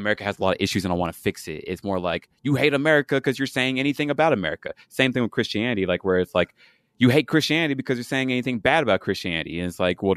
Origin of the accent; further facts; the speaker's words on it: Dallas, Texas, United States; I'm from Dallas, or I say I'm from Texas